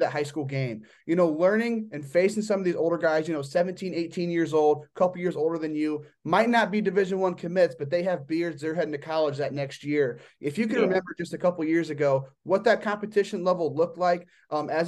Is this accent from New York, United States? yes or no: no; Northeast Indiana, United States; I'm from Northeast Indiana